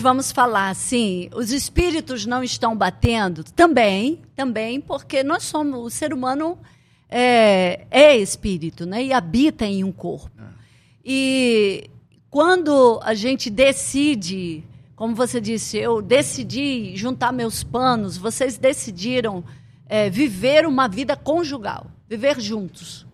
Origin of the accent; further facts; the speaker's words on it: Blumenau, Santa Catarina, Brazil; moved away as an adult; now in Amazonas, Brazil; Eu cheguei com 19 anos em Santa Catarina, sou de Blumenau